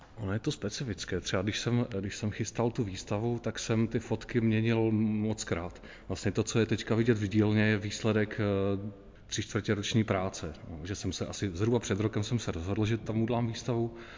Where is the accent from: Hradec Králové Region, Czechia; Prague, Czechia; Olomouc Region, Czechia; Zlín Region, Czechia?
Zlín Region, Czechia; Zlín; po těch 42 letech, co tady žiju